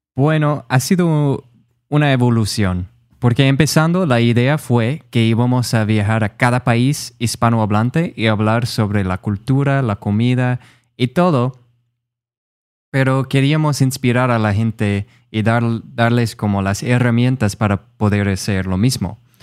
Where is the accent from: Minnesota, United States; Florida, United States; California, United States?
Minnesota, United States; Rochester; Spanish is a second language; moved away as an adult; now in San Juan, Puerto Rico; soy de Minnesota, en Estados Unidos. Ah, soy de una ciudad que se llama Rochester